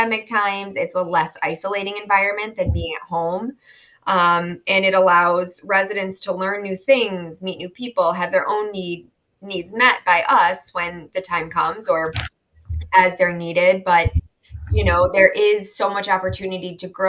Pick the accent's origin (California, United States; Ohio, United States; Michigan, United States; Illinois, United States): Illinois, United States; Chicago; moved away as an adult; now in South Florida, United States; I'm from Chicago, born and raised, and moved to South Florida about 5 years ago.